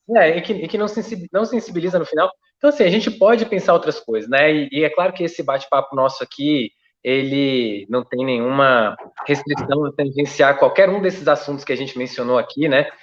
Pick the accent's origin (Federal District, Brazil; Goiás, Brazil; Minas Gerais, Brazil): Federal District, Brazil; Brasília; eu sou aqui do DF